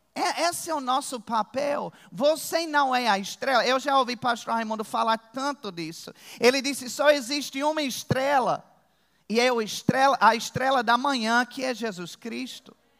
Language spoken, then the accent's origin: Portuguese; Virginia, United States; moved away; eu sou de Virgínia, nos Estados Unidos. Lá tem urso.